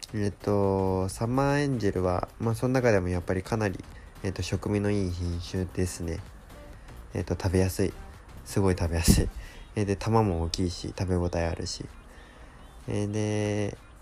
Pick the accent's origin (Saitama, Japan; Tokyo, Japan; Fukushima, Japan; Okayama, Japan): Saitama, Japan; now in Yamanashi, Japan; 自分の地元の方埼玉とか東京とかそっちの方